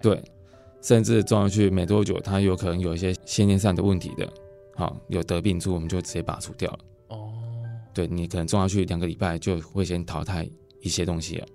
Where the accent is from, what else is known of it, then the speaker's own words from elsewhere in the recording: Fuxing, Changhua County, Taiwan; 我们是彰化福兴